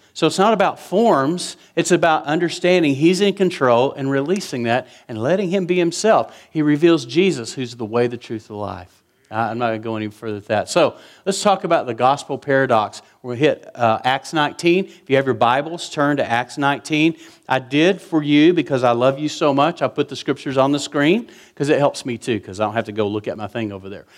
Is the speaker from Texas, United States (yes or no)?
yes; West Texas, United States; I was raised in West Texas